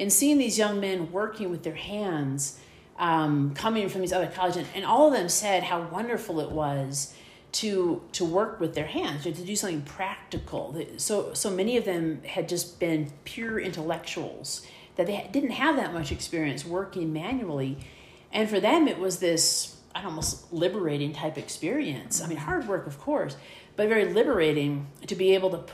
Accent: Midwest, United States; accent: Midwestern; I'm from the Midwest, and so you just fall back in Midwestern pronunciations.

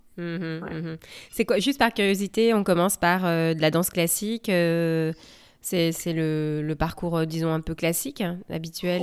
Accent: France; now in United States

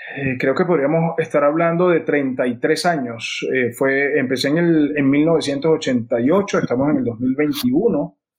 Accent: Venezuela; yo crecí viendo esto, mm, eh, nací en esto

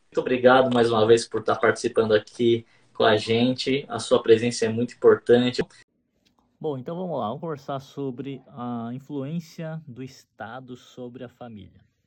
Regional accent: Brazil; nós brasileiros

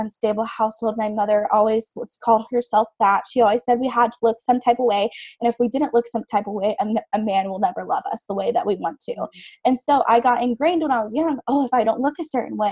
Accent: the South, United States; I've been born and raised in the South.

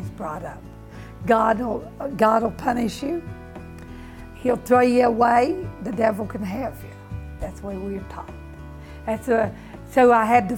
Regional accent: West Virginia, United States; moved away; I'm from West Virginia. Okay, West Virginia is country people all together and a community. You're born there.

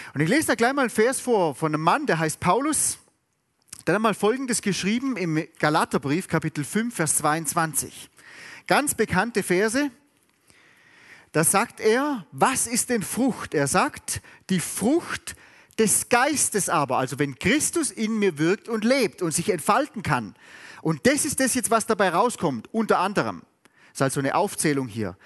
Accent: Southern Germany, Germany; ich bin in Süddeutschland aufgewachsen.

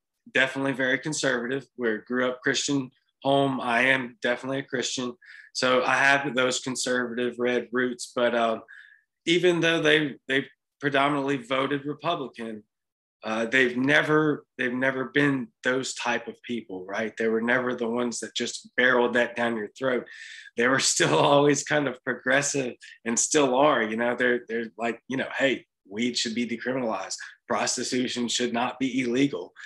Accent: Louisiana, United States; now in Mississippi, United States; I'm in Mississippi. I'm from Louisiana

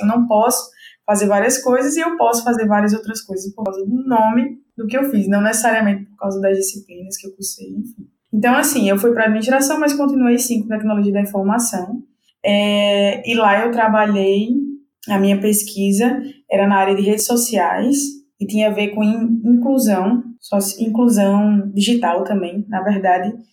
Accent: João Pessoa, Paraíba, Brazil; moved away as an adult; now in Recife, Brazil; eu sou de João Pessoa, Paraíba

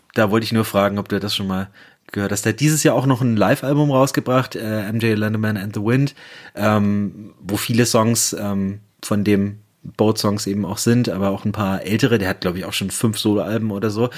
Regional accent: Germany; als Piefke, der ich bin

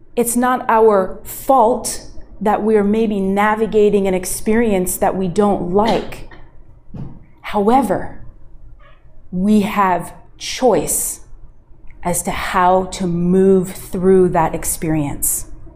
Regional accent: United States; moved away; my home country of the US

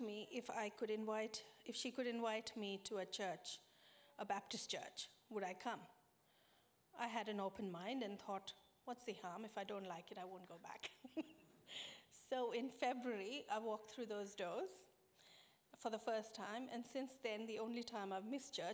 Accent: India; moved away as an adult; now in Australia; I was born in India, the third of four siblings

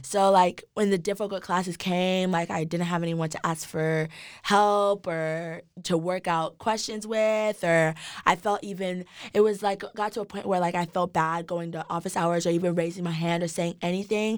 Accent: Dallas, Texas, United States; also born or lived in Nigeria; now in Austin, United States; I was born in Nigeria. I came to the States when I was About three, I grew up in Dallas, Texas.

